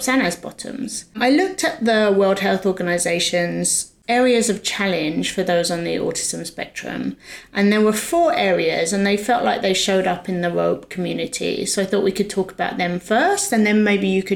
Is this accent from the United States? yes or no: no; United Kingdom; I'm British probably, and we speak in a more roundabout way